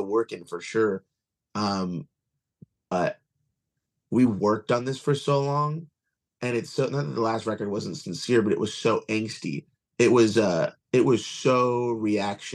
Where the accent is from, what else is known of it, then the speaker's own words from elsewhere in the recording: Kissimmee, Florida, United States; also born or lived in Long Island, New York; I'm originally from Long Island, but I grew up in Kissimmee.